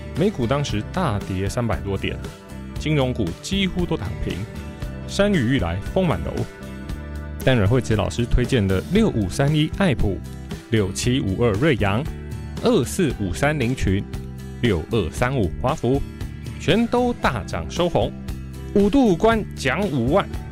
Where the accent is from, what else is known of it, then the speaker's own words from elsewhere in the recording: Taiwan; 我们台湾人工作时间是很长的